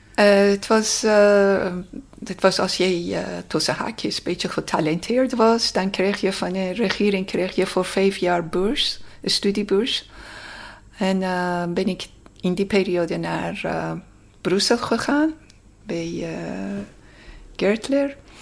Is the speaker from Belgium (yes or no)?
no; Tehran, Tehran Province, Iran; Dutch is a second language; now in Netherlands; ik kwam uit Teheran